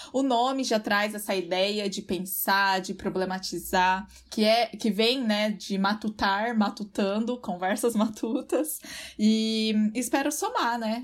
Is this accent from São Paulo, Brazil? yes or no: no; Londrina, Paraná, Brazil; onde eu cresci, onde eu moro até hoje